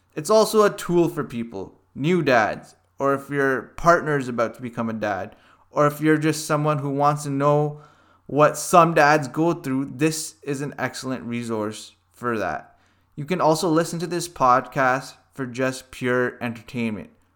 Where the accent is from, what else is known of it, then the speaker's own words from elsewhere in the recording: Hamilton, Ontario, Canada; I was born and raised in Hamilton, Ontario